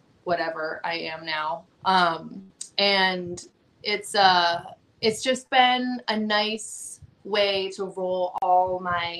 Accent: New Jersey, United States; moved away as an adult; also born or lived in Virginia; I grew up in New Jersey, and then when I wanted to start wrestling, I was living in Virginia

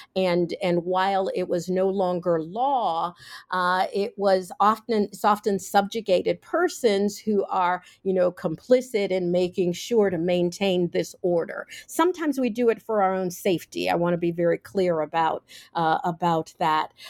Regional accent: Cincinnati, Ohio, United States; I grew up in Cincinnati, Ohio

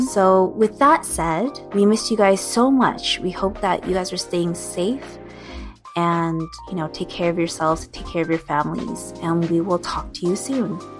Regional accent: California, United States; growing up in Six Two Six

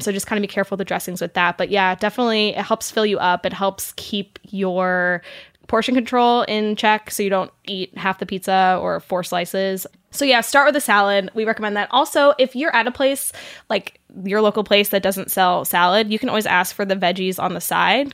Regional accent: Saint Louis area, Southern Illinois, United States; moved away; also born or lived in Missouri; I'm from Illinois, um, I'm from the Saint Louis area, so I claim Missouri and Illinois, kind of both as my home states

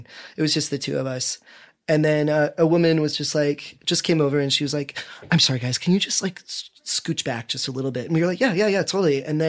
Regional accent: Midwest, United States; You know, growing up in the Midwest, you know, in the 80s and 90s, you know, as a gay kid

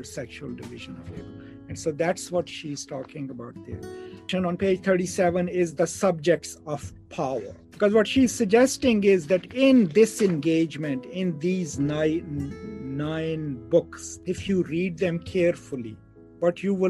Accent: Pakistan; where I come from Pakistan

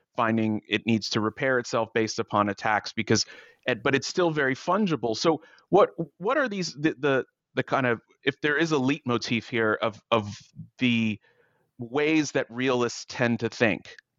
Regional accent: United States; as an American

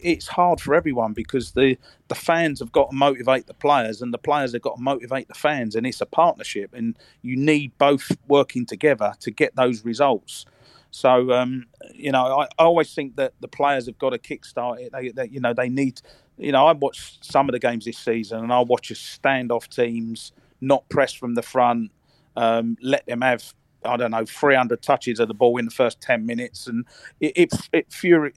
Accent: England, United Kingdom; as an English nation

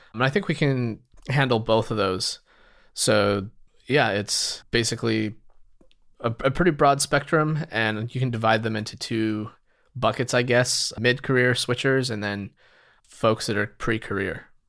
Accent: Utah, United States; moved away as an adult; now in San Francisco, United States; I grew up in Utah

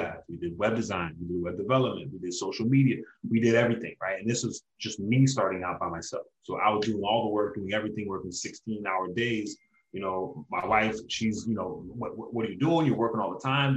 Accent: Hollywood, Florida, United States; also born or lived in Brooklyn, New York; I've lived in Hollywood, Florida for the majority of my life, man. I'm pretty much a Floridian. And I just grew up down here

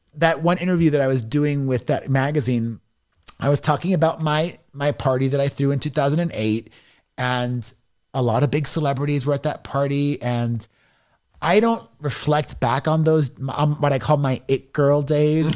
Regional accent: Miami, Florida, United States; moved away as an adult; also born or lived in New York City / Los Angeles; I grew up in Miami and I didn't have the best experience being a closeted gay guy back in the nineties in a Latino machista community.

